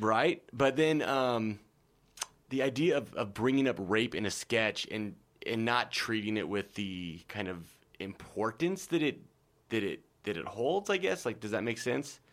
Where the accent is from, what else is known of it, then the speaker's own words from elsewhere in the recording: Nebraska, United States; I'm from Nebraska